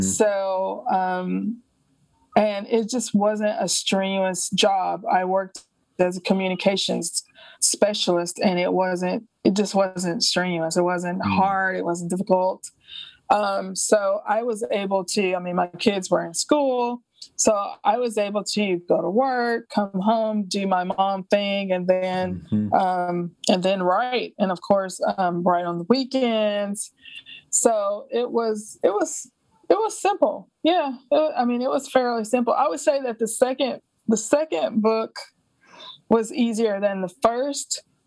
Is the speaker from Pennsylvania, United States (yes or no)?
no; Alabama, United States; moved away; also born or lived in France / New York; I grew up in Alabama, uh, even though I haven't lived there in decades.